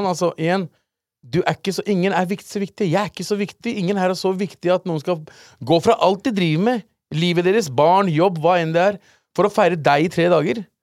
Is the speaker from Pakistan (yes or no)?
yes; Pakistan; born there; Det er Pakistan som har skylda der, fordi jeg ble født i Pakistan.